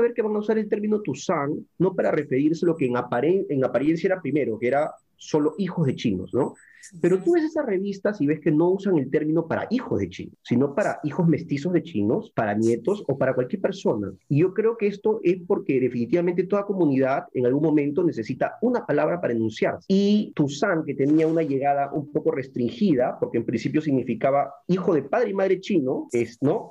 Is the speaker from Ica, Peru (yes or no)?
yes; Pisco, Ica, Peru; Yo soy peruano, soy pisqueño eh, de Ica